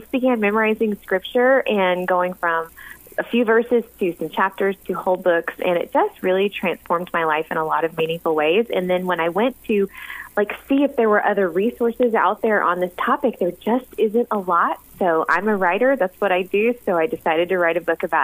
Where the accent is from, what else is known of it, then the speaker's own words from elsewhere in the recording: the South, United States; now in Sikeston, Missouri, United States; I grew up in the South in a little Baptist church